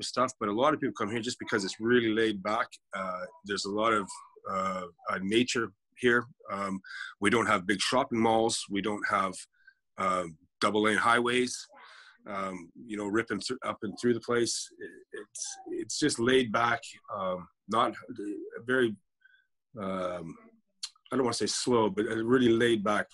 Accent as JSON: {"language": "English", "country": "Canada", "tie": "born or raised there", "also_born_or_lived": "London, England", "moved": "as an adult", "lives_now": "Canary Islands, Spain", "said": "I'm Canadian by birth. My entire family is English, so I hold a British passport"}